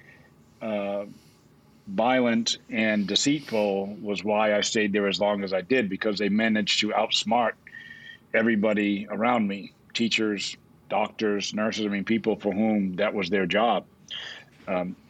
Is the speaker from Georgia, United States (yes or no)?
no; New Bedford, Massachusetts, United States; I grew up in Massachusetts in a community south of Boston called New Bedford, once the whaling capital of the world